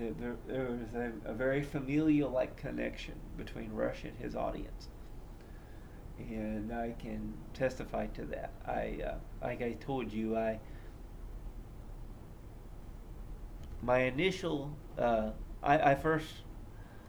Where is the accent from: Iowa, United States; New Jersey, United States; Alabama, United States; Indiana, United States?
Indiana, United States; Columbus; I grew up in Columbus, Indiana, which is, not too far from Indianapolis